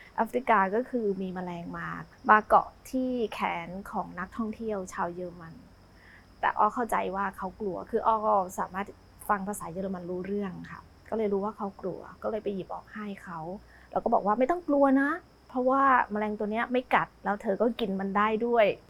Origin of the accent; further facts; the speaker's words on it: Nakhon Ratchasima, Thailand; เป็นคนอีสานบ้านเกิดอยู่ที่นครราชสีมา